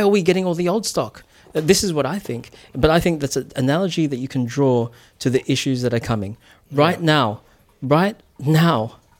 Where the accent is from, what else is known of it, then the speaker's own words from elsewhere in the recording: New Zealand; now in Australia; I'm I'm a New Zealander, mm. but I I mean I'm calling Australia home